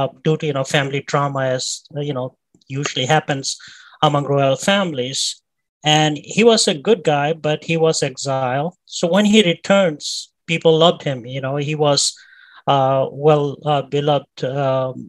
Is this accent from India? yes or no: yes; India; now in New York, United States; what I grew up with back in India